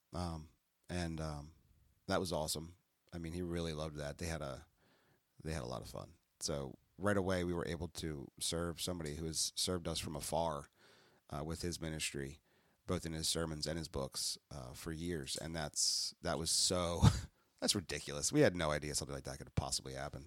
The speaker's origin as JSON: {"language": "English", "region": "New Jersey", "country": "United States", "said": "We're from South Jersey"}